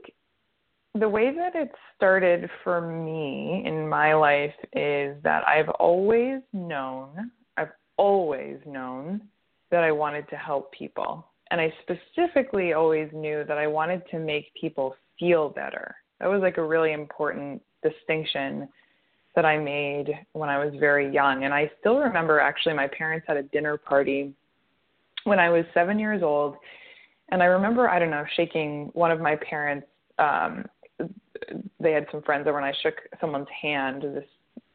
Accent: United States; moved away as an adult; also born or lived in Montreal, Canada; I'm American, but I went to McGill University in Montreal

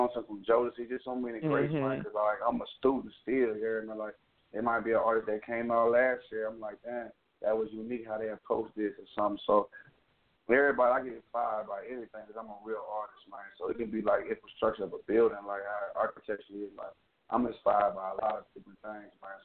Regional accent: Shreveport, Louisiana, United States; I came from Shreveport, Louisiana

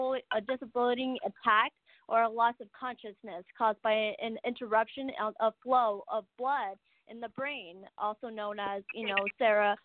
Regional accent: Arizona, United States; I was born in Arizona

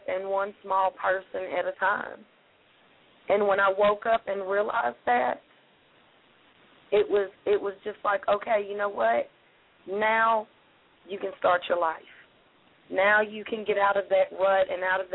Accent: Tennessee, United States; my hometown

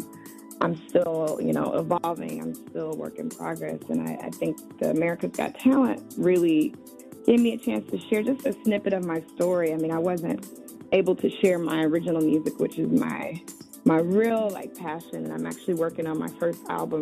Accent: Chicago, Illinois, United States; I grew up in Chicago on the South Side

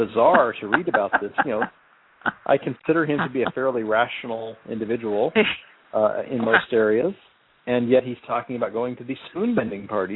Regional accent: Celeste, Oregon, United States; now in Arizona, United States; I grew up in Celeste, Oregon

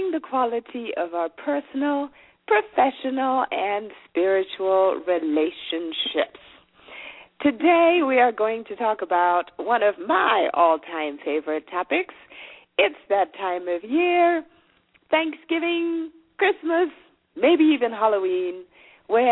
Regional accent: Zimbabwe; first language Shona; English is a second language; moved away as an adult; now in United States; I'm originally from Zimbabwe. I was born there

